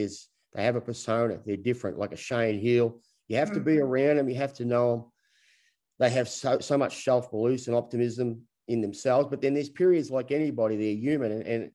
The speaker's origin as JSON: {"language": "English", "country": "Australia", "said": "We're all Australian because of the COVID rules"}